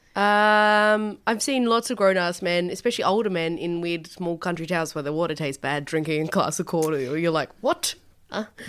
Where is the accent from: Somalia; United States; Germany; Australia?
Australia; Tasmania; I grew up in Tassie